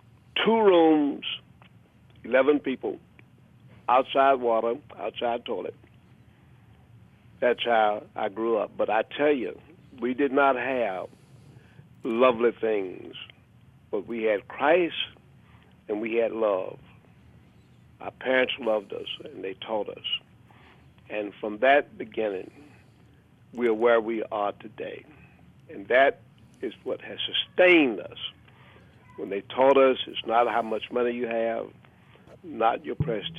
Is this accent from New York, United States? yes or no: no; Memphis, Tennessee, United States; born there; I was born in Memphis.